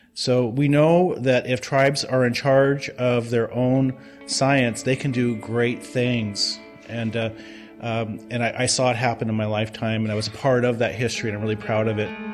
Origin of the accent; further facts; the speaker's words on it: Yakama Reservation, Washington, United States; also born or lived in Columbia River; now in Portland, United States; I, um, was born and raised on the Yakima Reservation, uh, but I spent most of my time on the Columbia River